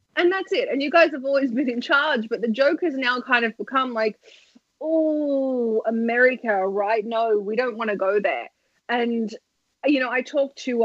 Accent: Australia; I'm Australian.

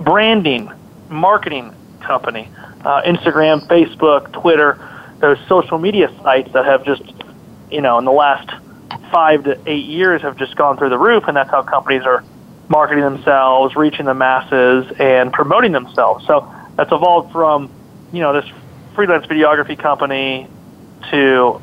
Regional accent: Kansas City, United States; also born or lived in Fairfield, Connecticut; I live in Kansas City, born and raised in Kansas City

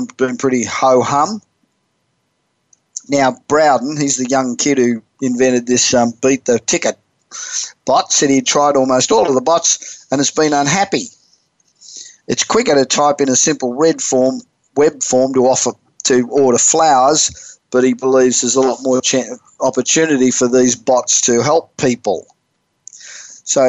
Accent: Australia; moved away as an adult; now in California, United States; I'm originally Australian. I've been in America I've lived in California for 30 years, but originally Australian.

